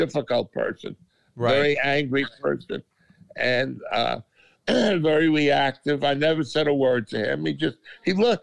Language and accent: English; New York City, New York, United States; I grew up in Queens in Kew Gardens, Flushing, Queens.